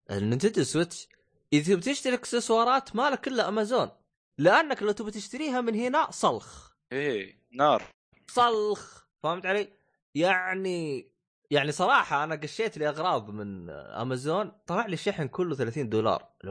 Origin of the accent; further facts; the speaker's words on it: Saudi Arabia; بالسوق عندنا بالسعوديه